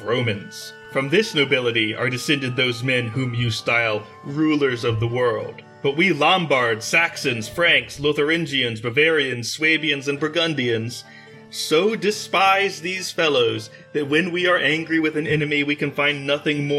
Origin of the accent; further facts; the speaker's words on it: Maryland, United States; I grew up in Maryland